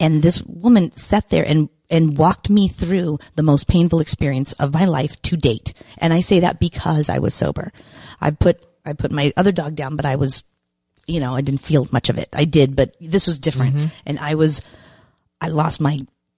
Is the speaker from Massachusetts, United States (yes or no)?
yes; Randolph, Massachusetts, United States; moved away as an adult; also born or lived in California; Massachusetts, which is my home state